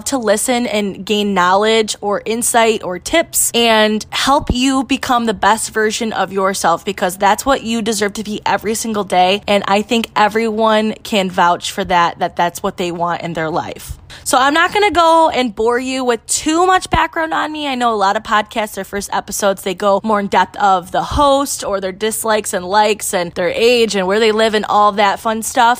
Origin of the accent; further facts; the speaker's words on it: Michigan, United States; I am from Michigan, and I own a women's boutique in Port Huron